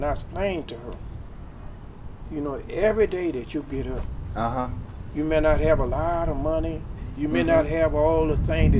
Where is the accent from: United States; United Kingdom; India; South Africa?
United States; Arkansas; now in Tucson, United States; I'm from Arkansas.